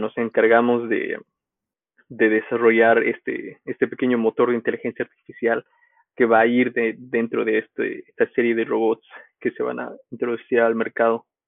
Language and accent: Spanish; Bolivia; moved away as an adult; also born or lived in United States; volví a Bolivia y di clases